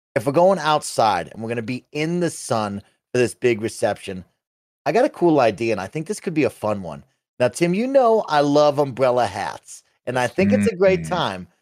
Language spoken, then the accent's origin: English; Boulder, Colorado, United States; I'm from Boulder